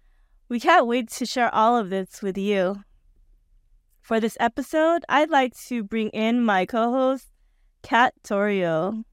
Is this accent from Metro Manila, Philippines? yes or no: no; Western Visayas, Philippines; so whenever I tell my folks that I'm from Capiz, they're usually like, oh my god, that's where the aswangs are from, and then I joke and tell them I'm aswang too.